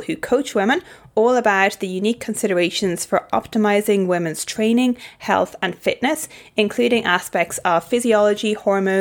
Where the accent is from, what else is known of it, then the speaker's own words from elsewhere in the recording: Ireland; now in Brisbane, Australia; I'm from Ireland